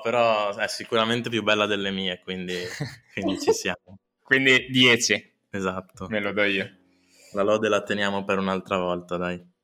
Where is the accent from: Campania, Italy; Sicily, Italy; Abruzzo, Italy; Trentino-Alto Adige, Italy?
Trentino-Alto Adige, Italy; Trento; sono cresciuto nella Trento Sud, con gli amici di Trento Sud, Bolghera, Clarina